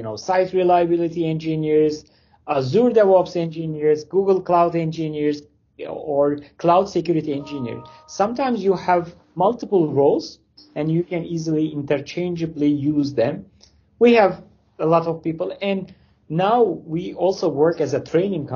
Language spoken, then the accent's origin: English; Turkey; English is a second language; moved away as an adult; now in Canada; I'm originally from Turkey, but I immigrated to Canada 6.5 years ago.